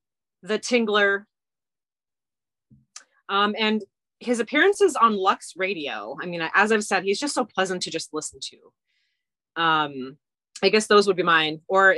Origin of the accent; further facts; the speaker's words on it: Hawaii, United States; growing up in Hawaii